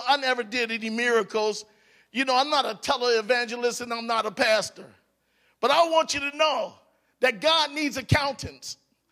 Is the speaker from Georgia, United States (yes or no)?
no; Cleveland, Ohio, United States; also born or lived in Hawaii; now in Alaska, United States; I was born in Cleveland, Ohio